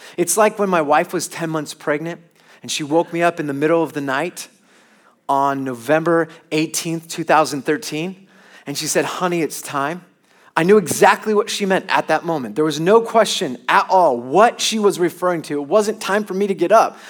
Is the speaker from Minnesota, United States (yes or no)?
no; Long Beach, California, United States; I'm from Long Beach in California